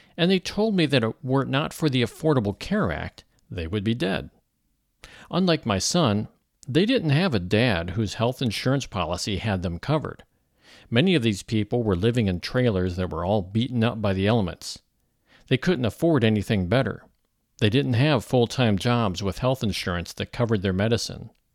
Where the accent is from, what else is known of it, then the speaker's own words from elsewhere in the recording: St. Louis, Missouri, United States; moved away as an adult; also born or lived in Los Angeles, California; I grew up in Saint Louis, so it's really sort of a homecoming for me